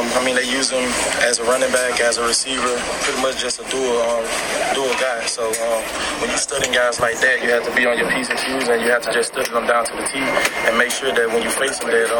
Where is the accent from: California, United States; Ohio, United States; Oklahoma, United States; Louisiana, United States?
Louisiana, United States; moved away; I'm from Louisiana, so just being able to come back and just have my family be right here in the hometown